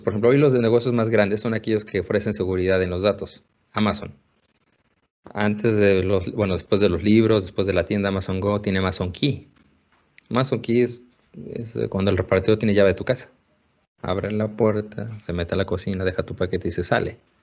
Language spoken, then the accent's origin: Spanish; Mexico; en el laboratorio de investigación que tenemos, somos todos mexicanos